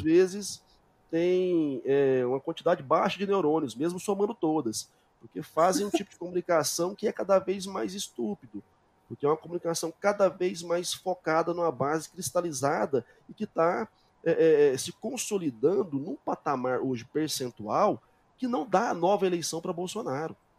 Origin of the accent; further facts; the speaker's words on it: Goiânia, Goiás, Brazil; also born or lived in Portugal; eu continuo dando as minhas aulas aqui em Goiás, eu sou de Goiânia